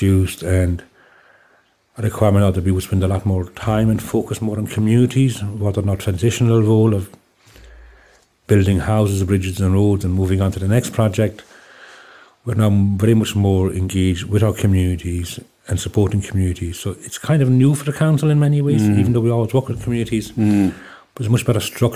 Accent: Broadford, Munster, Ireland; also born or lived in Dundee, Scotland / Dublin / Limerick; I'm originally from West Limerick, West County Limerick, a place called Broadford. I went to school there, primary school

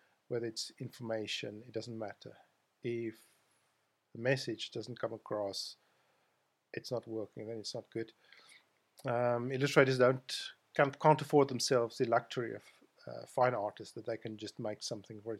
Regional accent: South Africa; accent: South African; moved away as an adult; I come from South Africa. I was born there. You probably gathered that from my accent, which I can't hide from anybody.

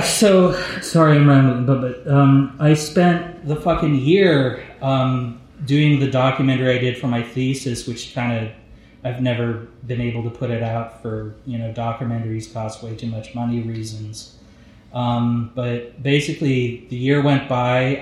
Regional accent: Monterey, California, United States; moved away as an adult; also born or lived in Bay Area; We grew up in Monterey

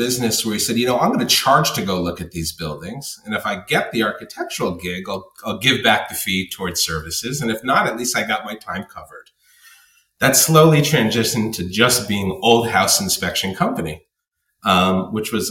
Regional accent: New York City, New York, United States; growing up in New York and in Brownstone, Brooklyn

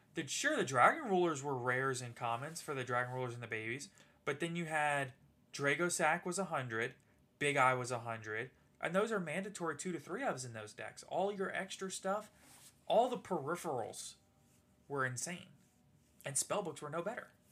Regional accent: New Orleans, Louisiana, United States; we're from Louisiana, and I'm from New Orleans originally

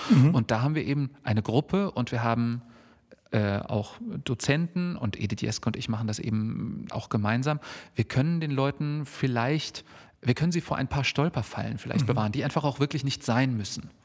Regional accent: Hesse, Germany

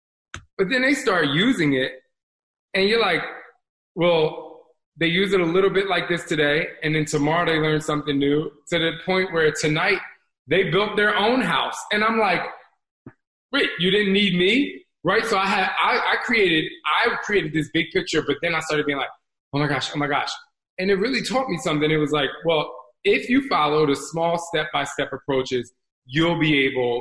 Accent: New Jersey, United States; I grew up in Jersey

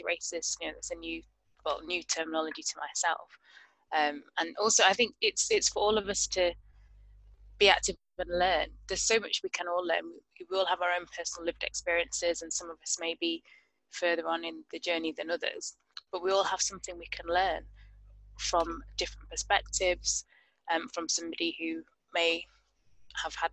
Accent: United Kingdom; I'm British Ghanaian, so I was born here, both my parents from Ghana

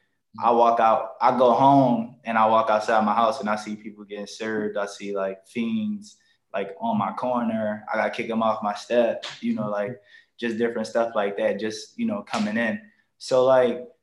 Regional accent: Philadelphia, Pennsylvania, United States; I'm from North Philadelphia, a section called Badlands

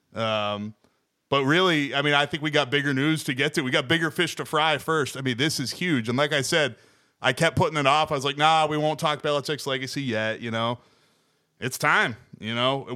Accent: New England, United States; I grew up in New England

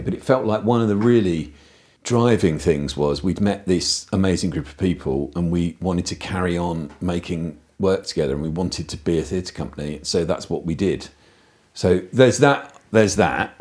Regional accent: the Southeast, South East England, United Kingdom; moved away as an adult; growing up in the Southeast in the 80s

